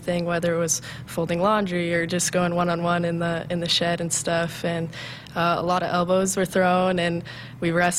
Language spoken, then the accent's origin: English; Humphrey, Nebraska, United States; I came from Humphrey, Nebraska, a small town